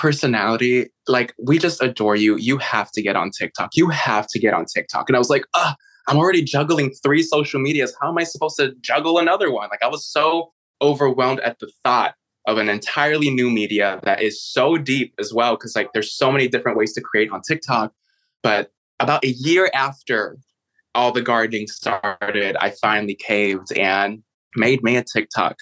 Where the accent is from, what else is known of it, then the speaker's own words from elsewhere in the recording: Chicago, Illinois, United States; moved away; also born or lived in San Francisco / New York City; I was actually born and raised in Chicago.